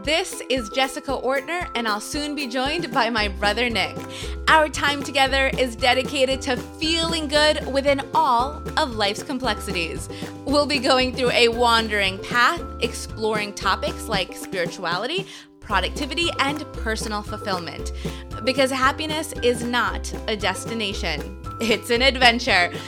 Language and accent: English; Argentina; also born or lived in California / East Coast, United States; now in United States; I was born in Argentina